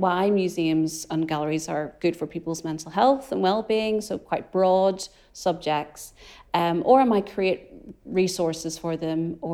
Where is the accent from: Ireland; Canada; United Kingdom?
Ireland; As an Irish person